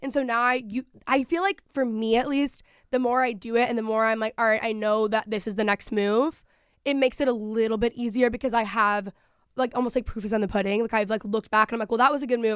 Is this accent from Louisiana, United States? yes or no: no; Texas, United States; moved away; growing up in Texas